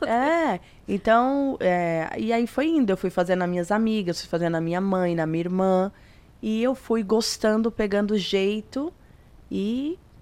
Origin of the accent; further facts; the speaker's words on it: São Paulo, Brazil; eu sou do de São Paulo, do extremo leste.